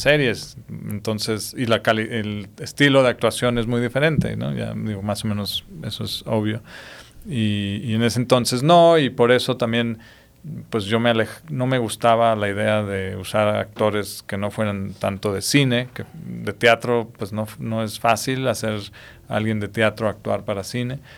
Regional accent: Mexico; mi lado mexicano

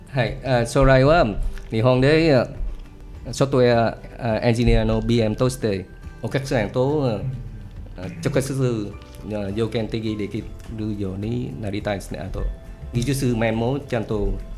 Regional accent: Vietnam; Japanese is a second language; moved away; ベトナムから来ました。

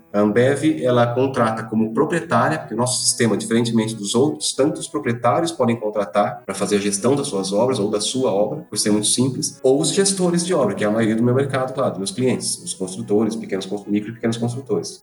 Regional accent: Bauru, São Paulo, Brazil; o motivo de eu estar em Bauru, eu sou de Bauru

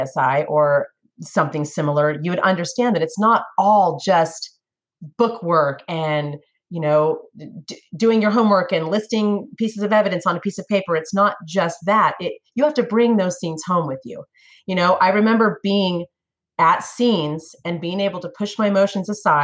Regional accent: Northern California, United States; moved away as an adult; also born or lived in Sacramento; now in Tennessee, United States; I'm from California. I'm from Northern California

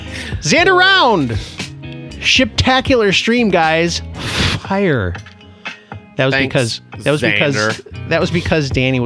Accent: United States; because I'm American.

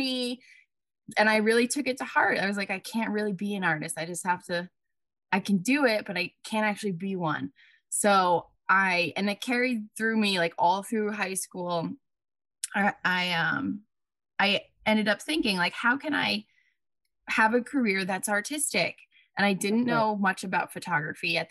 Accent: Long Island, New York, United States; moved away as an adult; also born or lived in New Paltz; I'm from Long Island.

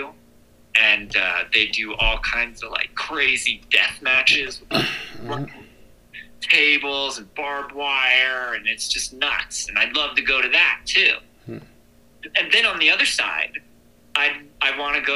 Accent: United States

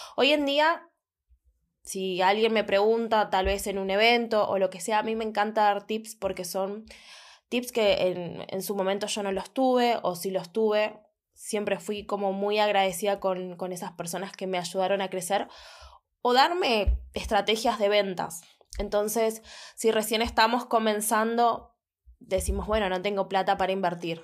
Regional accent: Buenos Aires, Argentina; soy de Buenos Aires

